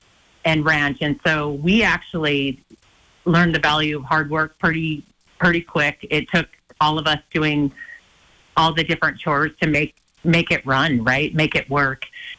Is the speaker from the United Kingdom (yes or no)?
no; Hysham, Montana, United States; We both grew up in tiny towns. I grew up in Hysham.